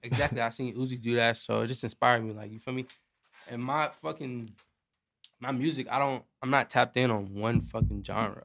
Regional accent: Carson, California, United States; also born or lived in Long Beach, California; born in, uh, born in Long Beach, raised in Carson, California

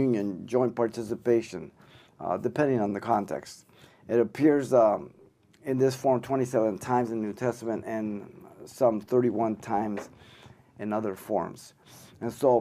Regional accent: Los Angeles, California, United States; also born or lived in Mexico City, Mexico; And when I came to the United States, same thing. I went to Our Lady of Loretto here in L.A.

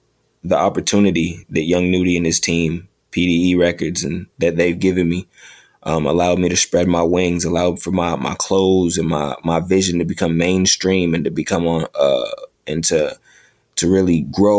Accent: New York, United States; I've been blessed to have 3 pop-up shops, all of them in my home state of New York.

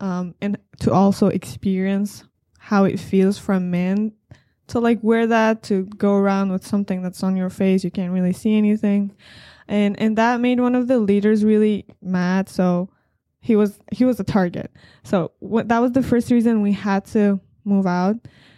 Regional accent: Afghanistan; moved away; The first thing I can say is definitely very different from here. In my entire life, while I was there, we never really had any plans of immigrating anywhere.

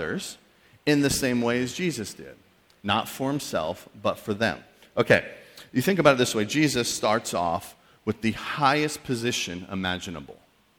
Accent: New England, United States; also born or lived in Missouri; I'm from New England, went to college in Missouri

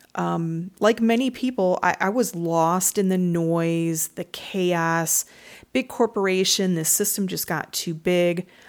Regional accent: Michigan, United States; I'm from Michigan

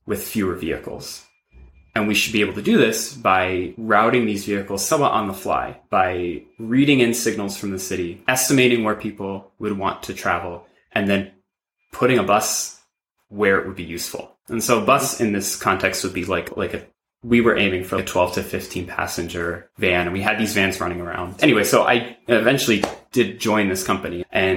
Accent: New York City, New York, United States; I grew up in New York City

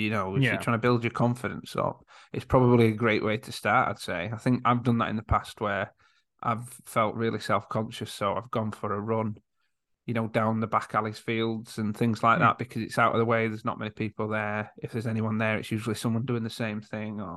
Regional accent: Yorkshire and the Humber, United Kingdom; I am from Yorkshire

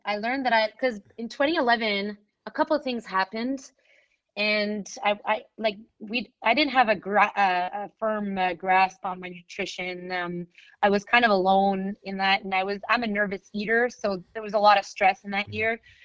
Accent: Montreal, Quebec, Canada; in Montreal, I come from the West Island, which is English speaking

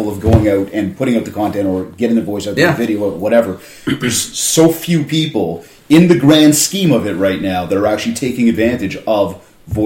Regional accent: Canada; I'm from Canada

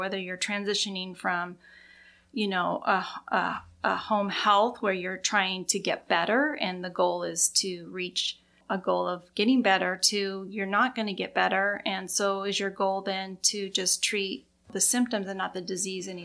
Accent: Idaho, United States; moved away as an adult; also born or lived in Seattle, Washington / Maui, Hawaii / Bellevue, Washington; I grew up in Idaho

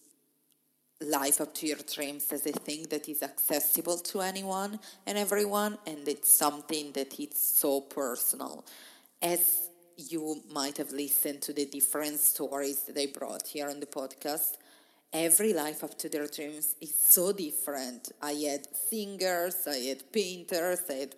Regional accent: Italy; moved away as an adult; I left my hometown in Italy to start traveling

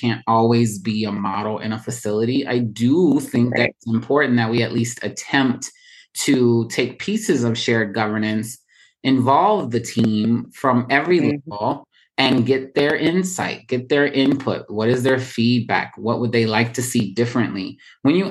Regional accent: Baltimore, Maryland, United States; moved away as an adult; now in New York City, United States; I'm from Baltimore, so I have a little bit of bias, usually, right? From Baltimore for 16 years, most of my nursing career is in Baltimore

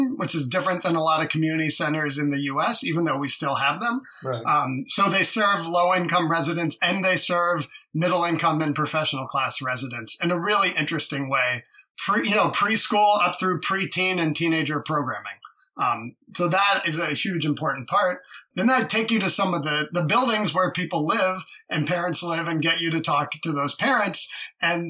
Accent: Baltimore, Maryland, United States; now in Washington, D.C., United States; I'm also originally from Baltimore, just up the road

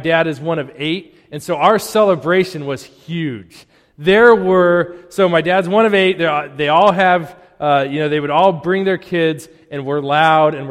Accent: Colorado, United States; now in Wakefield, United States; growing up in Colorado

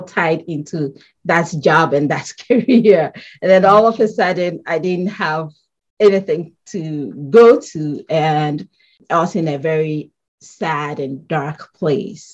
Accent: Ghana; moved away as an adult; now in Connecticut, United States; I currently live in Connecticut in the US, and I grew up in Ghana, West Africa. That's where I was born and raised, and later moved here

